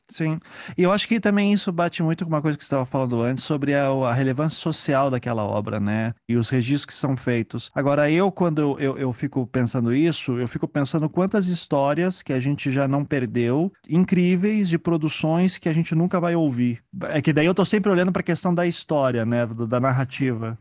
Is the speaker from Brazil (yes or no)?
yes; Curitiba, Paraná, Brazil; Eu sou de Curitiba